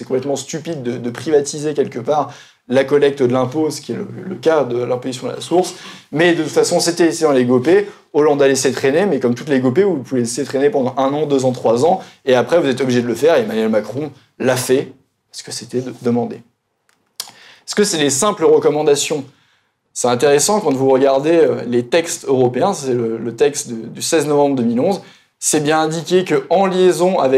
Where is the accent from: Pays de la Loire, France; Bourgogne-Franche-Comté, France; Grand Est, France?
Bourgogne-Franche-Comté, France; Et vous savez, on dit souvent, je viens de Bourgogne, je ne vais pas non plus jeter la pierre